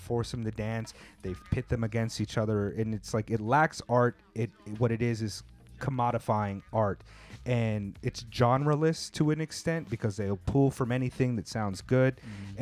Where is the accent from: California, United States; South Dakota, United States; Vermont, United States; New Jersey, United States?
California, United States; now in Japan; I grew up in California around a variety of people